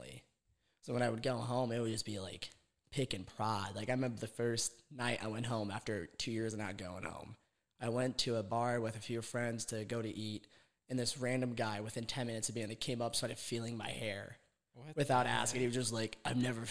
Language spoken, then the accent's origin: English; Defiance, Ohio, United States; also born or lived in Toledo, Ohio; I'm from Defiance, Ohio, but I was born in Toledo, but I just grew up in Defiance